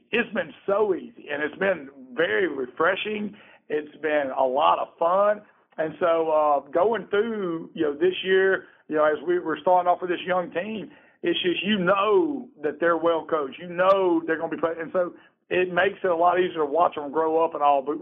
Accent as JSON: {"language": "English", "region": "Alabama", "country": "United States", "lives_now": "Georgia, United States", "said": "I'm from Alabama, and I came to Georgia."}